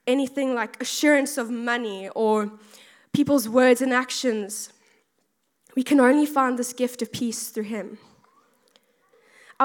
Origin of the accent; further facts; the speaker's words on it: South Africa; moved away as an adult; now in United Kingdom; I'm originally from South Africa, if you can really tell from my accent